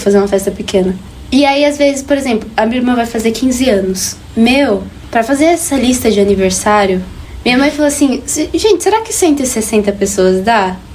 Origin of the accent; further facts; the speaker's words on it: Brazil; A gente tem ideia que a gente é brasileiro. Tipo, a gente é do Brasil